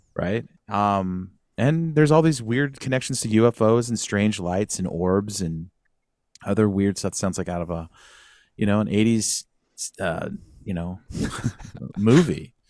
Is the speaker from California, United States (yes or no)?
yes; Sacramento, California, United States; also born or lived in San Luis Obispo; I grew up in Northern California, Sacramento area.